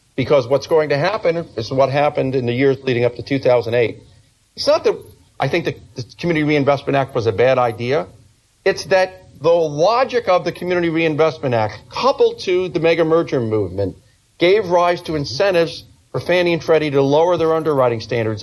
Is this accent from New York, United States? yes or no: yes; New York, United States; as a New Yorker